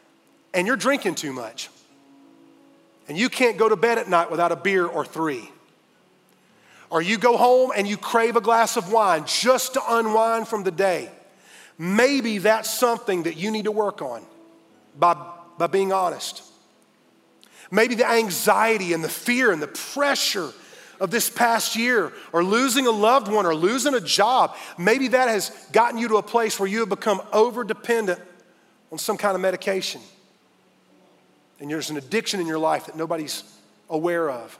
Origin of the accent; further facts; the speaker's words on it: Fountain Inn, South Carolina, United States; I grew up in Fountain Inn, South Carolina, F-I till I die.